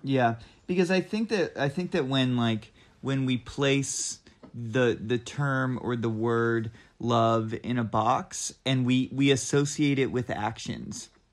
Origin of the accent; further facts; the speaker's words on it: Southeastern Kentucky, United States; moved away as an adult; also born or lived in Boston / Oakland, California; now in Asheville, United States; I'm from Southeastern Kentucky